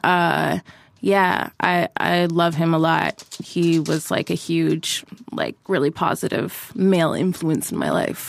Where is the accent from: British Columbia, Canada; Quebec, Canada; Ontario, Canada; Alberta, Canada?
Ontario, Canada; Toronto; I'm born and raised in Toronto